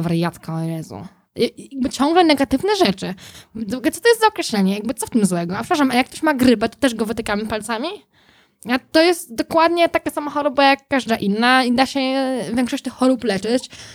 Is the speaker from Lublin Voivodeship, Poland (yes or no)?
no; Józefów, Masovian Voivodeship, Poland; jako dziecko mieszkałam w Józefowie pod Warszawą